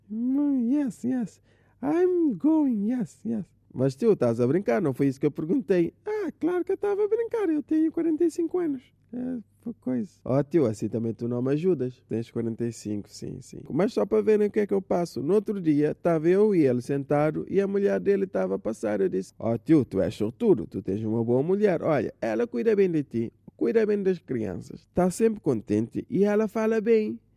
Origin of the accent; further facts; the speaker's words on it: Assomada, Santa Catarina, Cape Verde; Ah, pois é, sou de Somada.